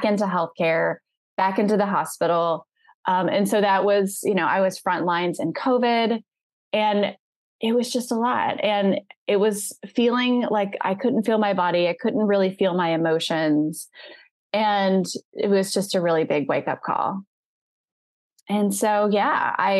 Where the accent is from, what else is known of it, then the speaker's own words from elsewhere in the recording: the South, United States; I'm from the South